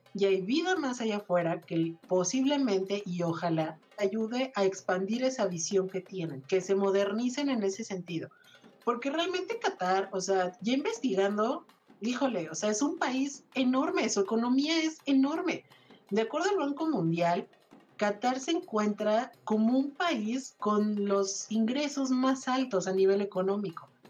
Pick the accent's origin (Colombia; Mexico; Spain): Mexico; salgamos como mexicanos